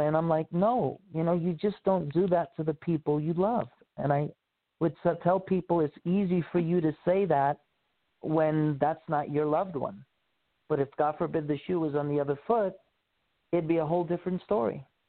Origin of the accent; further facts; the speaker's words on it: New York City, New York, United States; moved away as an adult; also born or lived in Honolulu, Hawaii; I was born and raised in Queens, New York, and I left New York when I was 18 after I graduated high school